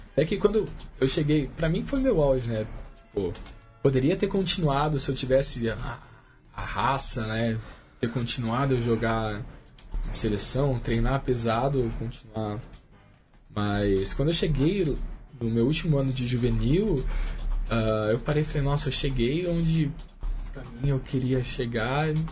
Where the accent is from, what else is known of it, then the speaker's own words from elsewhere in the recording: Indaiatuba, São Paulo, Brazil; O clube lá da minha cidade